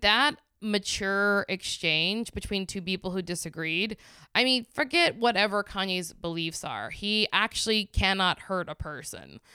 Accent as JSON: {"language": "English", "region": "the South", "country": "United States", "said": "I'm, I'm from the South and I'm from a red state."}